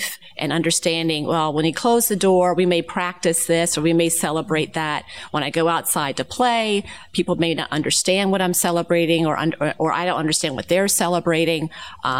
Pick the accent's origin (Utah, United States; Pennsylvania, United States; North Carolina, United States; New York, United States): Pennsylvania, United States; Narberth; I'm from Narberth. And Narberth is a suburb of Philadelphia